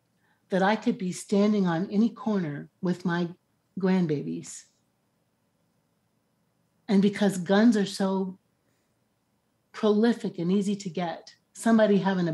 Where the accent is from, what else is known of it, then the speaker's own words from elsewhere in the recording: Chicago, Illinois, United States; now in New York City, United States; I grew up in Chicago. My family's not black.